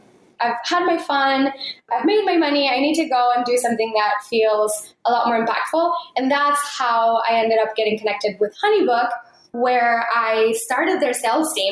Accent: Mexico; moved away; I grew up in Mexico and my parents live in Mexico still

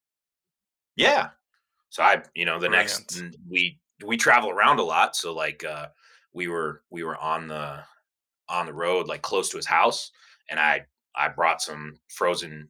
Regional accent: Cleveland, Ohio, United States; I was born and raised in Cleveland, Ohio

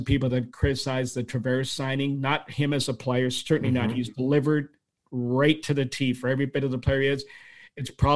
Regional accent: Toronto, Ontario, Canada; I grew up in Scarborough. And I was there for most of my life.

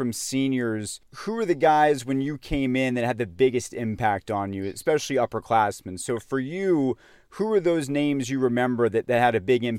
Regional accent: Atlanta, Georgia, United States; I grew up in Atlanta as a Gator fan

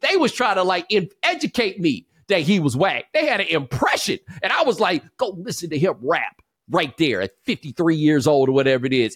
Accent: Houston, Texas, United States; moved away as an adult; also born or lived in Atlanta, Georgia / Claremont, California; I grew up in Houston

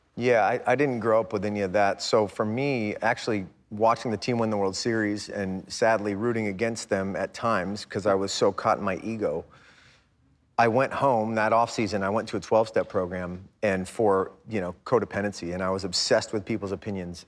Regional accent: United States; growing up in America

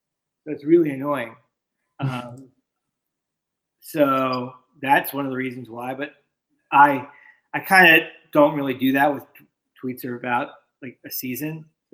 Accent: Miami, Florida, United States; I grew up in Miami, going to the Orange Bowl and all those fans and everything.

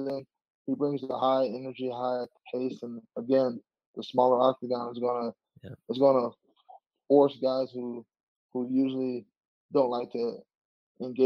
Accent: Chicago, Illinois, United States; moved away as an adult; now in Denver, United States; I'm originally from Chicago.

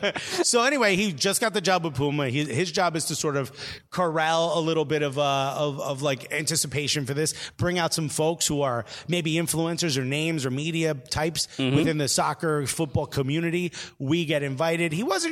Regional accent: Italy; now in Norwich, United Kingdom; Yeah, I'm in Norwich. I'm in Norwich, fam. I'm from Italy.

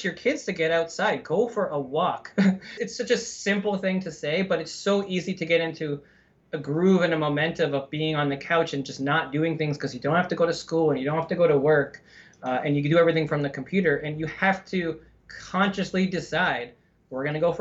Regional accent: Canada; now in United States; I'm from Canada

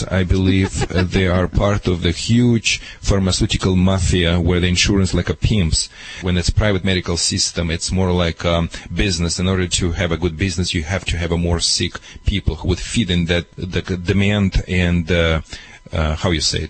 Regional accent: Michigan, United States; English is a second language; moved away as an adult; now in California, United States; when I moved to California from Michigan

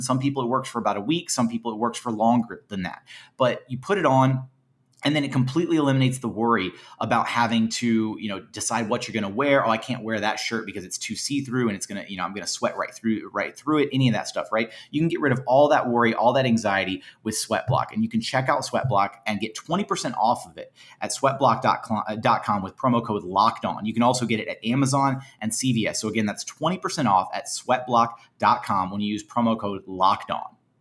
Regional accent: Houston, Texas, United States; I'm from Houston, uh, born and bred

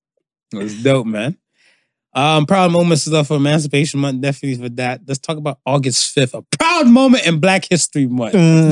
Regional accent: Miami, Florida, United States; Because remember, I'm in Miami.

